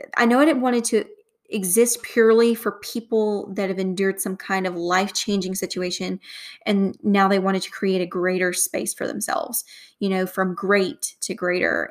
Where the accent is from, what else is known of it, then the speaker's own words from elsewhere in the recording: the South, United States; accent: Southern; my Southern accent.